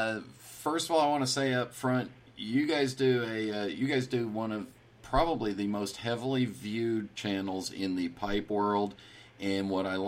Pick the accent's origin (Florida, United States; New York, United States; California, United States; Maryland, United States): California, United States; San Francisco; My hometown.